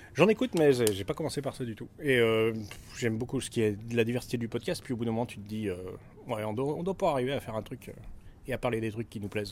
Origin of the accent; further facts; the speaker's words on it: Grenoble, Auvergne-Rhône-Alpes, France; moi, je viens de Grenoble